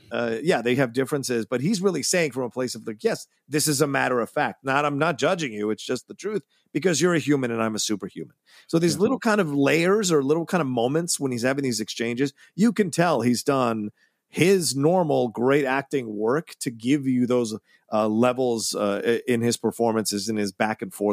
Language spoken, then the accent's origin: English; Australia; I don't know what the mouth uh, um, gymnastics has to be to do a German accent when you have an Australian accent